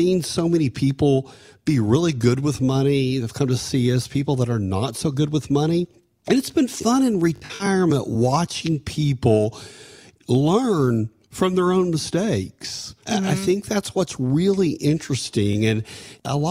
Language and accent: English; Canyon, Texas, United States; growing up in Canyon, Texas